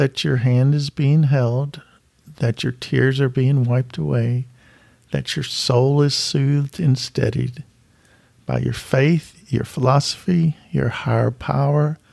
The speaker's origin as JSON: {"language": "English", "town": "Louisville", "region": "Kentucky", "country": "United States", "said": "I'm from Louisville, Kentucky."}